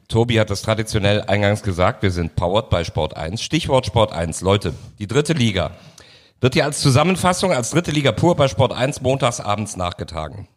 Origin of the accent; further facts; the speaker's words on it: Cologne, North Rhine-Westphalia, Germany; als Kölner